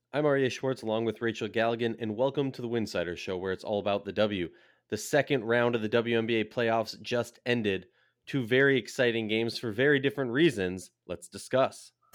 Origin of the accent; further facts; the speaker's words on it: Minnesota, United States; I'm from Minnesota